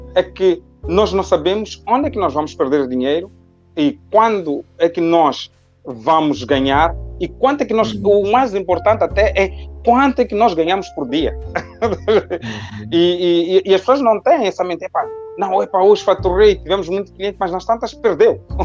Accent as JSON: {"language": "Portuguese", "town": "Matola", "region": "Maputo", "country": "Mozambique", "tie": "born or raised there", "also_born_or_lived": "Lisbon", "moved": "as an adult", "said": "nasci na Matola e nasci e cresci na Matola."}